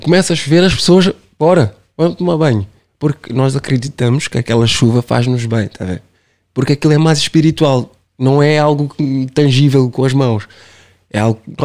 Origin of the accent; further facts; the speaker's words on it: Cape Verde; Eu sou Caverdiano sempre